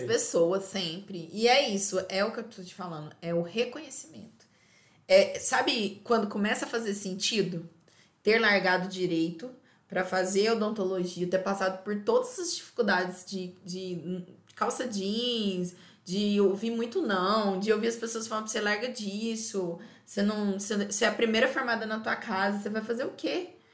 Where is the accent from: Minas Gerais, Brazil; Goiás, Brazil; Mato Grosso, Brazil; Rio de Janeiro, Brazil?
Minas Gerais, Brazil; moved away as an adult; also born or lived in Euclides da Cunha, Bahia; now in Feira de Santana, Brazil; A gente é mineiro, gente. A única coisa que não tem Minas é o quê? praia, é mar